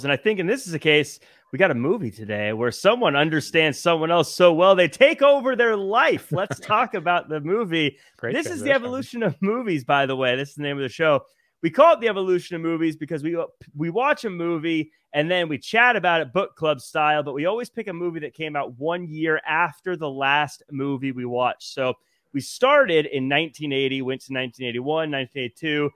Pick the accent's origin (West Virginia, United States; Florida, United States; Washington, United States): Washington, United States; Seattle; now in Los Angeles, United States; I'm from Seattle